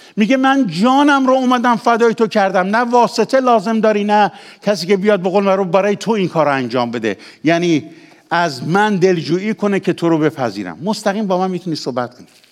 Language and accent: Persian; Ahvaz, Khuzestan, Iran; also born or lived in Khorramabad / Kermanshah; من پدرم لور خرم آباده دهی به اسم شاهیوند که هنوزم هست پس اصل اصل لورم مادرم هم کرمانشاهیه خودم هم تو اهواز به دنیا آمدم